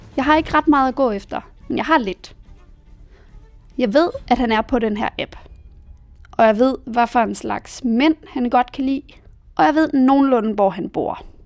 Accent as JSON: {"language": "Danish", "country": "Denmark", "moved": "as an adult", "lives_now": "Berlin, Germany", "said": "mine venner hjemme i Danmark"}